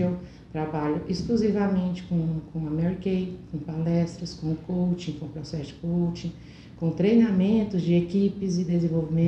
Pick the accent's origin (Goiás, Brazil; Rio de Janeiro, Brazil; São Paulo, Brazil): Goiás, Brazil; Alto Horizonte; moved away; Eu sou de Alto Horizonte, vim para cá com três anos